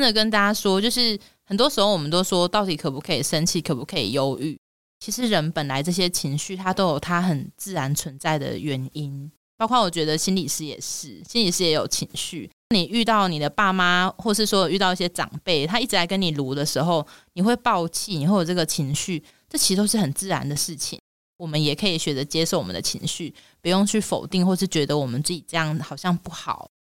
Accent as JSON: {"language": "Chinese", "country": "Taiwan", "said": "我们台湾人或是亚洲人"}